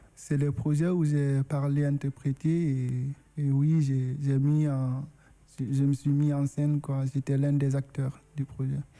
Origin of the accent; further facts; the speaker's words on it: Guinea; first language Susu; French is a second language; moved away as an adult; now in France; Je suis originaire de la Guinée, arrivé en France